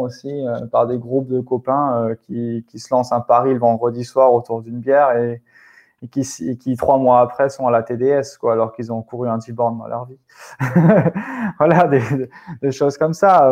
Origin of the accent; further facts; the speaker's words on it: Alsace, Grand Est, France; chez moi en Alsace